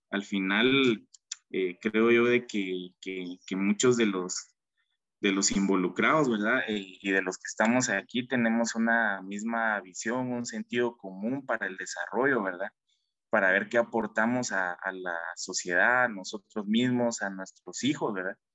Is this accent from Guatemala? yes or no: yes; Guatemala; Como sociedad, como guatemaltecos, como jóvenes